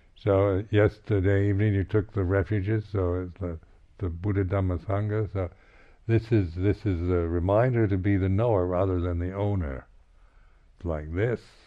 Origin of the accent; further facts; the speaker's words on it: United States; being American